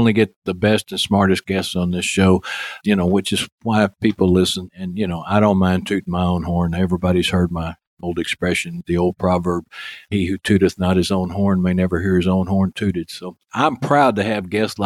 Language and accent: English; Texas, United States; accent: Texas; my Texas accent